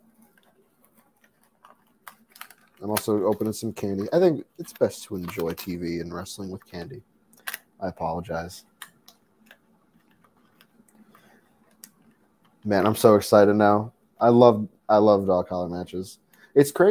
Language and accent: English; Chicago, Illinois, United States; I'm from Chicago